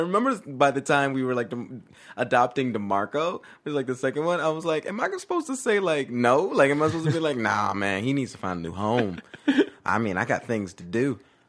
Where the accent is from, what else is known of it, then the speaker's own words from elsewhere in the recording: Georgia, United States; I mean, like, it wasn't one of those things where it's just like, oh, we're from Georgia, you know, we don't know about the big city.